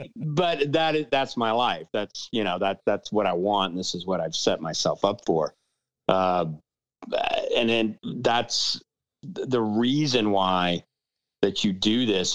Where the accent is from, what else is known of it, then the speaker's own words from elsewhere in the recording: New Orleans, Louisiana, United States; now in Austin, United States; I, I grew up in New Orleans